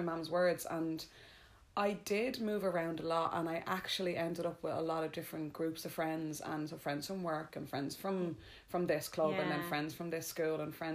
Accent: Dublin, Leinster, Ireland; I'm a Dublin girl. I'm from South Dublin, from Rathfarnham. Dublin born, oh well, Rathfarnham still. I kind of haven't gone very far. Went to school in Terenure

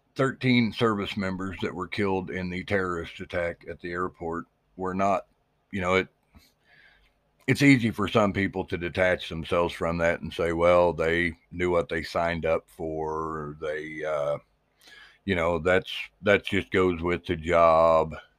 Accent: Missouri, United States; my home state of Missouri

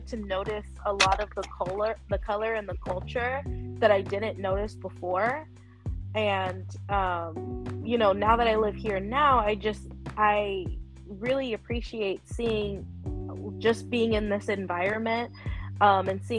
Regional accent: Fremont, California, United States; also born or lived in Hanford, California / Newark, California / San Francisco, California; I grew up mostly in Fremont, so I credit the Bay Area of as where I was raised

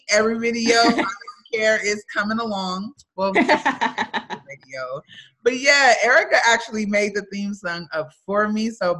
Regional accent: North Carolina, United States; I'm from North Carolina.

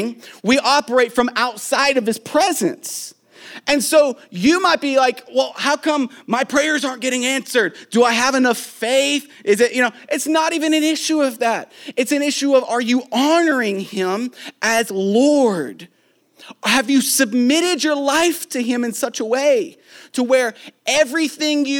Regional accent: Tennessee, United States; I was raised in Tennessee, Pentecostal church

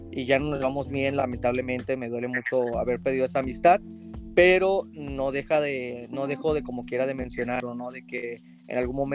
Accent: Monterrey, Nuevo León, Mexico; tengo 25 años de edad, soy originario de, de Monterrey, Nuevo León

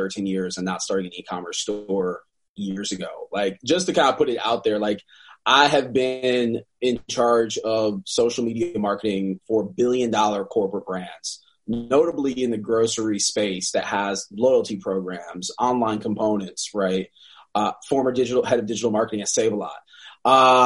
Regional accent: South Florida, United States; now in North Carolina, United States; I'm from South Florida

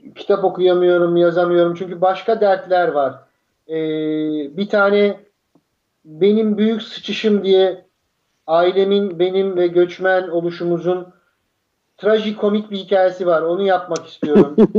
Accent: Turkey; ben, sıradan bir Türk'üm.

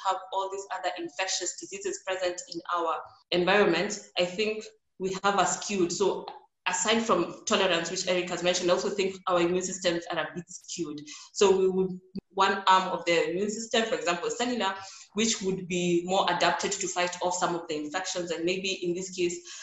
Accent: Kenya; So as a Kenyan at that point, I was completely proud.

